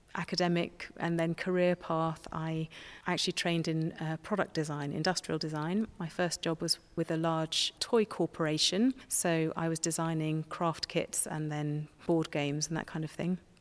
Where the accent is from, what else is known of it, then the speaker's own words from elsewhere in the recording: Somerset, South West England, United Kingdom; I grew up in Somerset and I wasn't christened